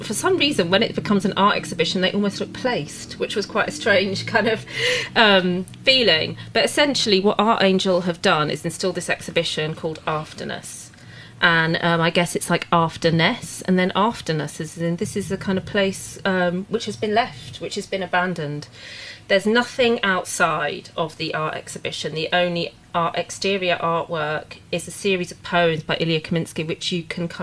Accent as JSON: {"language": "English", "region": "London", "country": "United Kingdom", "tie": "born or raised there", "also_born_or_lived": "Suffolk", "said": "I grew up in London, my grandparents always lived there"}